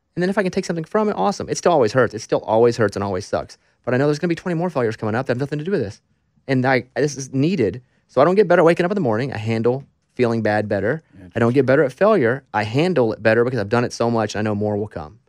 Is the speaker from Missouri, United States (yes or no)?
no; Arkansas, United States; I'm from Arkansas